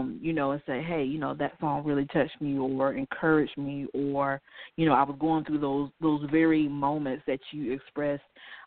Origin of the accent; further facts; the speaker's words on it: North Carolina, United States; I'm a North Carolinian